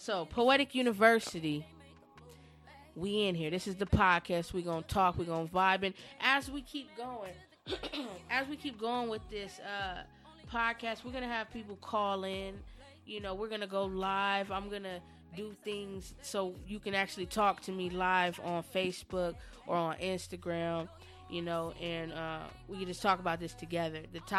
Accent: San Diego, California, United States; now in Dayton, United States; well, I'm in Dayton now, but we're from San Diego. California

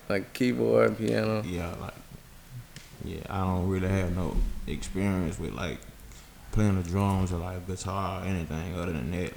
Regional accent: Memphis, Tennessee, United States; We we're born and raised in Memphis

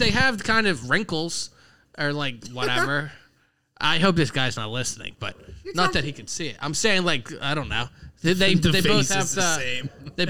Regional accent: Pittsburgh, Pennsylvania, United States; accent: Pittsburgh; I say Carnegie because I'm from Pittsburgh.

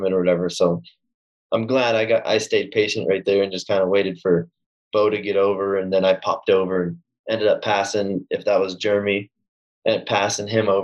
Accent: Southern California, United States; also born or lived in New England; I was born in SoCal

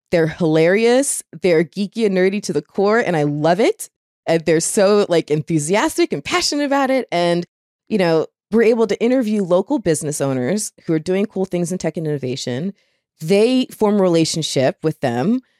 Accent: Florida, United States; I'm from Florida. So being from Florida

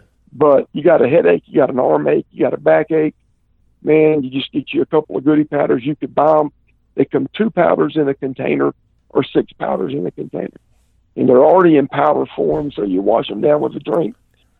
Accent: the South, United States; And I'm from the South, man, and we're, if something hurts, the way you fix it is you get a goodie powder.

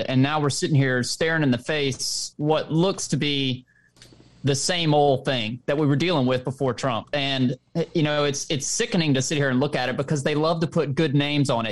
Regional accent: the South, United States; I'm from the South

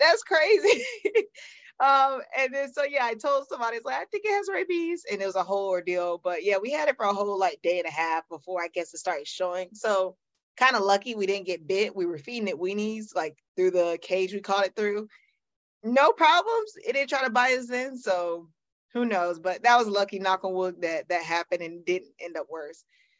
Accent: Greenville, South Carolina, United States; Okay, well, I'm from Greenville, South Carolina. Used to be a smaller town, but now it's growing so much, it's not considered small anymore. But it's a town in the upper side of South Carolina. I was born th

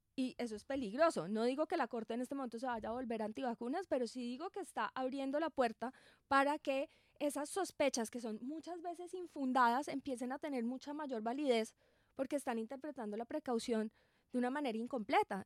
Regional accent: Colombia; nosotros como colombianos

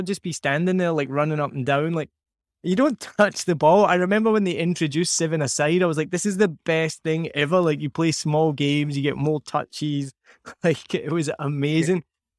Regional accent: Scotland, United Kingdom; This is what, for some reason, growing up in Scotland, they decided to make football pitches made of this substance.

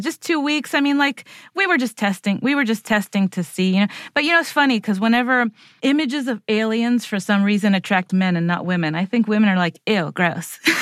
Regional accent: Puerto Rico; I'm like a Puerto Rican, s, white appearing girl

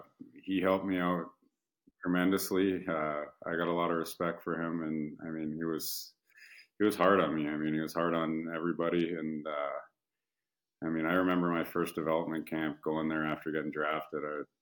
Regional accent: Canada; I mean, I'm a Canadian kid. I've only played in the Canadian market

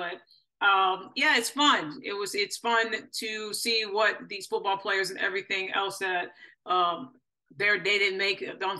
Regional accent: Michigan, United States; now in Texas, United States; originally I'm from Michigan.

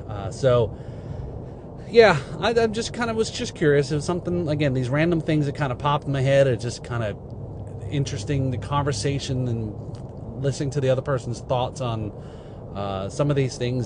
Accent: Northeast, United States; I grew up in the Northeast

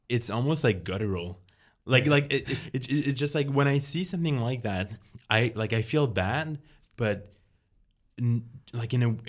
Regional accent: Quebec, Canada; first language French; English is a second language; I was born in Quebec, like in Canada, yeah. whatever. But I'm like, my parents are from Lebanon. So like, I don't have any like Quebecois blood at all. Mm-hmm. I don't even speak with a Quebecois accent when I speak French

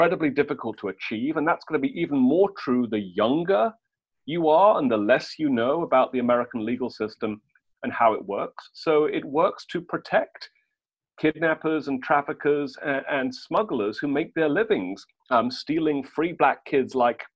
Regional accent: United Kingdom; I'm British

